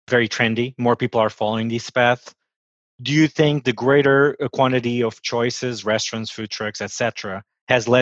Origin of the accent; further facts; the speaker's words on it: Portugal; now in Washington, D.C., United States; I'm from Portugal